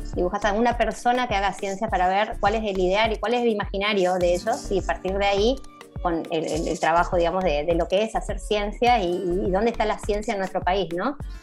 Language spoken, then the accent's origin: Spanish; Chaco, Argentina; now in Buenos Aires, Argentina; acá en Buenos Aires, yo soy del Chaco.